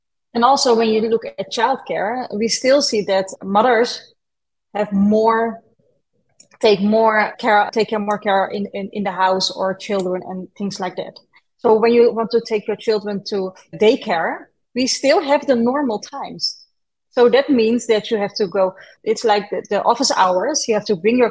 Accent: Netherlands; I was born and raised in the Netherlands

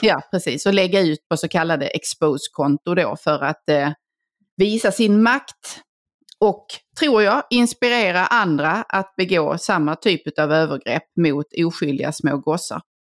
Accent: Helsingborg, Skåne, Sweden; moved away; min eh, gamla hemstad, eller det jag räknar som min hemstad, Helsingborg. Mm. Eh, där jag ju gick i skolan i sex år

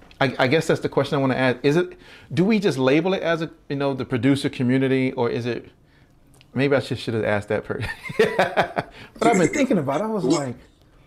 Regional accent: Baltimore, Maryland, United States; he's from Baltimore, I'm from Baltimore

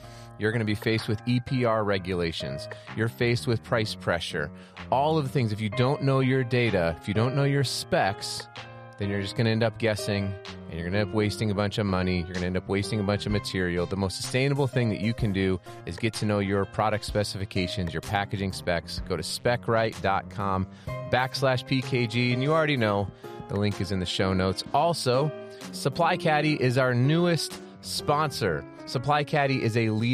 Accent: Colorado Springs, Colorado, United States; I grew up in Colorado Springs

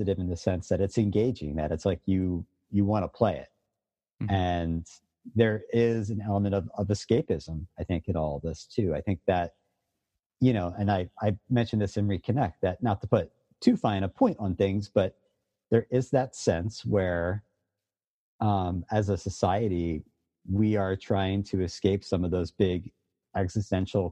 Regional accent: Philadelphia, Pennsylvania, United States; I grew up in Philadelphia when I was a kid in the 80s

